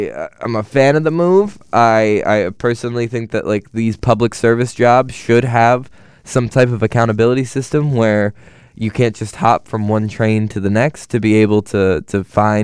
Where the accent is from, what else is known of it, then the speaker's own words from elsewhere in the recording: Pennsylvania, United States; growing up in Pennsylvania, middle of nowhere, PA. Very rural area